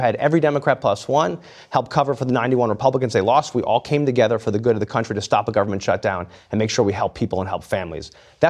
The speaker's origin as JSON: {"language": "English", "region": "New Jersey", "country": "United States", "said": "I'm from Jersey."}